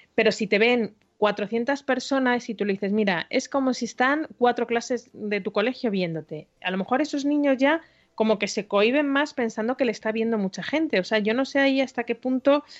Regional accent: Galicia, Spain; soy muy gallega

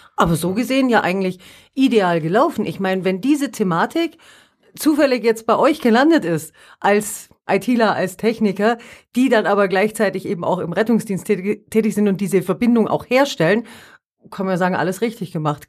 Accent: Allgäu, Germany; hier bei uns im Allgäu, also ich, ich kann jetzt bloß von mir ausgehen, wohne weit draußen, alleinstehender Hof

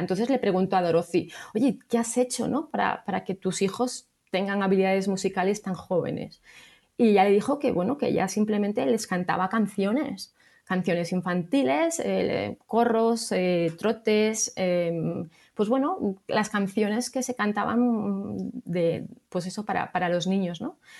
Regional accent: Salamanca, Castile and León, Spain; yo estoy en Salamanca, soy de Salamanca

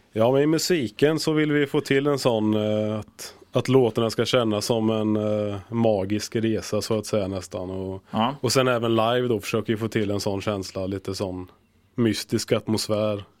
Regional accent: Linköping, Östergötland, Sweden; now in Gothenburg, Sweden; Jag kommer från Östergötland, Linköping

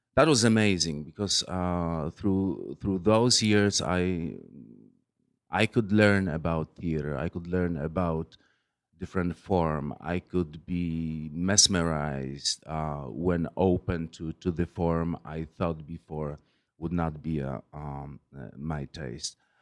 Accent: Poland; moved away as an adult; now in New York, United States; I, am originally from from Poland

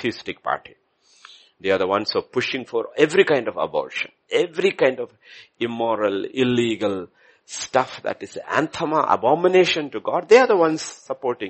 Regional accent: India; I'm Indian.

